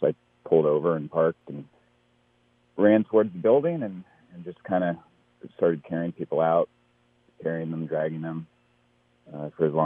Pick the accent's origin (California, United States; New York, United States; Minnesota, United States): California, United States; the Bay Area; I'm from the Bay Area